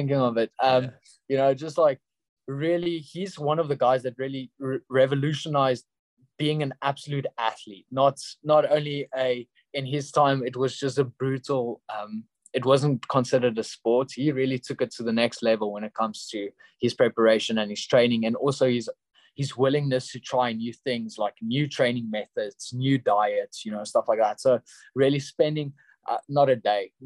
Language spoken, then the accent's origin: English; Pretoria, Gauteng, South Africa; in Pretoria, in my hometown